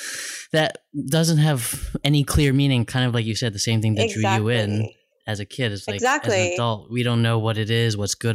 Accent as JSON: {"language": "English", "country": "United States", "tie": "born or raised there", "said": "even though I am Chinese American, like I grew up here."}